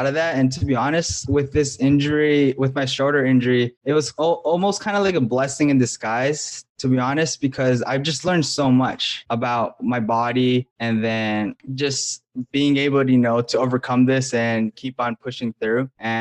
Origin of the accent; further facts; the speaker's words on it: Hawaii, United States; moved away; I'm originally from Hawaii